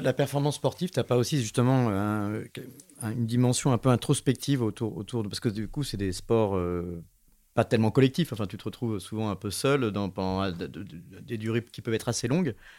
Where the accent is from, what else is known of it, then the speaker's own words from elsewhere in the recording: Grenoble, Auvergne-Rhône-Alpes, France; en tant que grenoblois